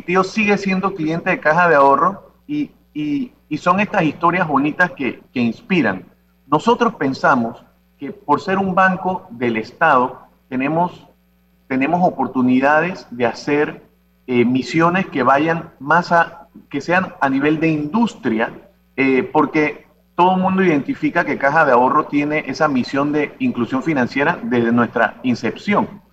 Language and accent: Spanish; Santiago de Veraguas, Veraguas, Panama; somos de Santiago